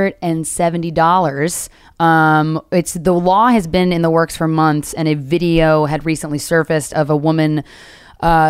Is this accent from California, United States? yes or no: no; Philadelphia, Pennsylvania, United States; my hometown 215